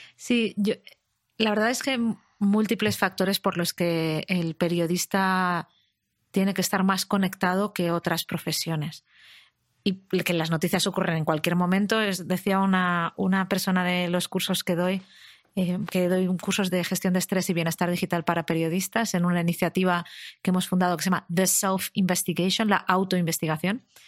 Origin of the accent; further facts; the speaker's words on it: Madrid, Community of Madrid, Spain; soy una madrileña de 38 años